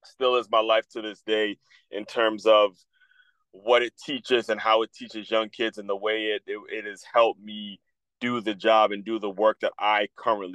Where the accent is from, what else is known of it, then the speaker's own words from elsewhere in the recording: Silver Spring, Maryland, United States; I grew up in Silver Spring, Maryland